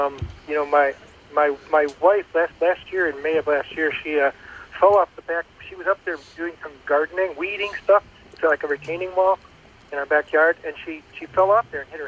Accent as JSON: {"language": "English", "town": "Bismarck", "region": "North Dakota", "country": "United States", "tie": "born there", "said": "I was born in Bismarck, North Dakota."}